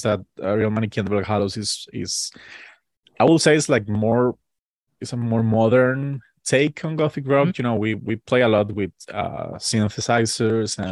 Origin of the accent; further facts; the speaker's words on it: Costa Rica; we're from Costa Rica